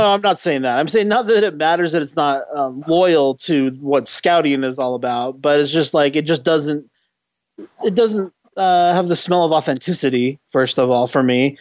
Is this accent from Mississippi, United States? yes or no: no; San Diego, California, United States; I grew up in San Diego for a, uh-huh. a big portion of my childhood